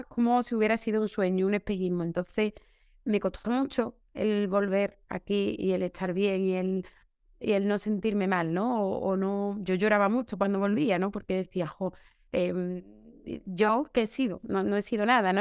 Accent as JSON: {"language": "Spanish", "town": "Seville", "region": "Andalusia", "country": "Spain", "tie": "born or raised there", "said": "trabajo aquí en Sevilla, que es mi tierra, donde he vivido desde pequeña"}